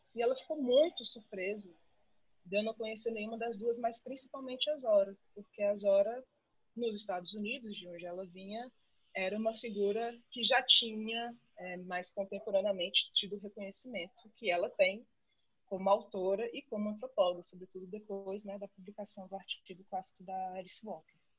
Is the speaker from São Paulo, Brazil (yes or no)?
no; Brasília, Federal District, Brazil; eu sou de Brasília e fiz toda a minha, toda a minha formação acadêmica de graduação, mestrado e doutorado aqui na UNB